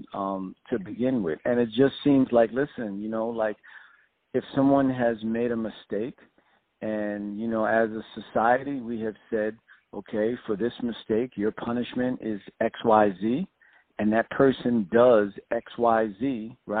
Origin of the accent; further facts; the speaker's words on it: New York City, New York, United States; Born and raised in South Jamaica, Queens